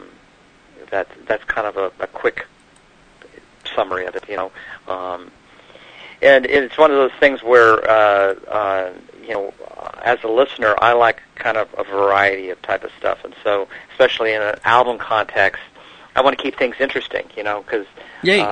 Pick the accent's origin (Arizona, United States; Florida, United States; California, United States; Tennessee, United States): California, United States; Los Angeles; I'm from Los Angeles, near the beach areas, born and raised